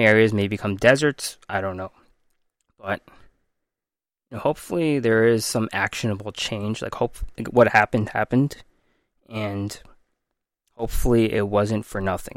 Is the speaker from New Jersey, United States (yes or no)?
yes; Jersey City, New Jersey, United States; I'm American. Grew up in Jersey City